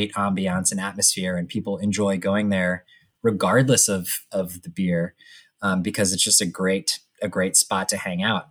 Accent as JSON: {"language": "English", "area": "Montgomery County", "region": "Maryland", "country": "United States", "said": "We're all from Montgomery County"}